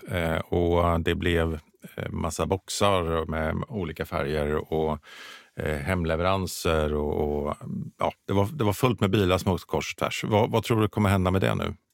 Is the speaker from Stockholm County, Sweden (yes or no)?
no; Mjölby, Östergötland, Sweden; Alltså, jag är från Mjölby.